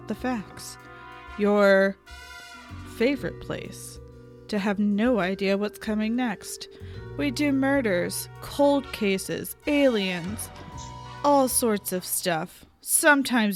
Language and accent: English; the South, United States; I'm a Southerner